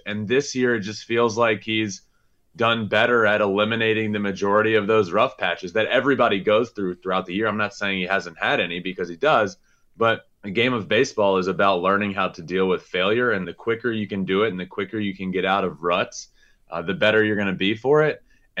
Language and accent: English; Richmond, Virginia, United States; I grew up in Richmond, Virginia, 10 minutes from the Richmond Braves Stadium, went to a ton of those games.